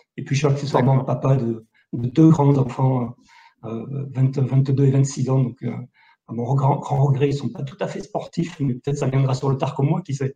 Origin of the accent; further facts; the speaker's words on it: Millau, Occitania, France; now in Istres, France; je suis natif de Millau dans l'Aveyron